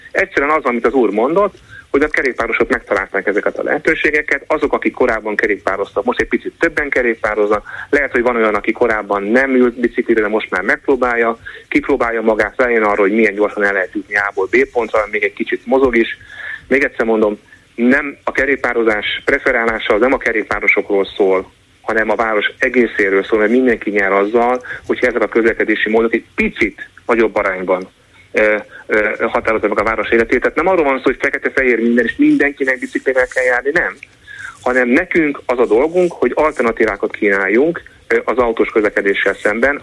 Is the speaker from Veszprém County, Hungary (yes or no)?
no; Budapest, Hungary; Én egy olyan budapesti vagyok, mindezem egy átlagos budapesti, aki autóval is jár